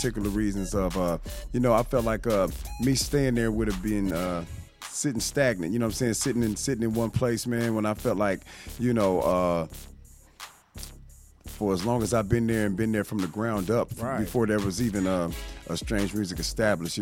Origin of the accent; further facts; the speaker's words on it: Kansas City, Missouri, United States; I hail from Kansas City, Missouri